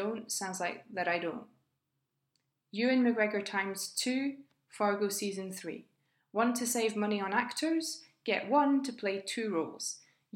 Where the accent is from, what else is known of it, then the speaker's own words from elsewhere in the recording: United Kingdom; I was born in 1985 and I'm British